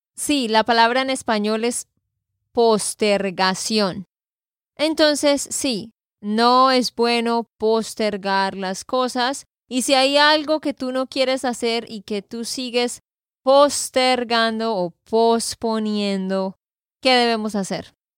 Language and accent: Spanish; Santander, Colombia; de Santander, Colombia